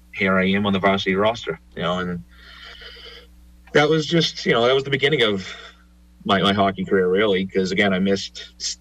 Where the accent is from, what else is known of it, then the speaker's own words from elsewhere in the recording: Boston, Massachusetts, United States; a couple girls that I grew up with in Dorchester